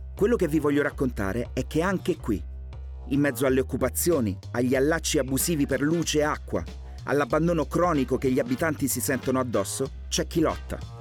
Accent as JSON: {"language": "Italian", "region": "Calabria", "country": "Italy", "said": "da calabrese"}